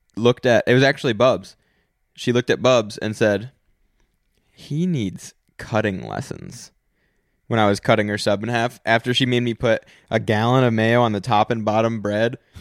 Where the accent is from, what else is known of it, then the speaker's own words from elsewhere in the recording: United States; I'm American